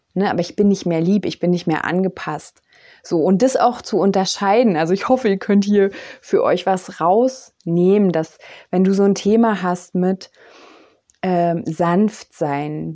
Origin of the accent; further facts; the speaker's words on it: East Germany, Germany; ich bin ja aus dem Osten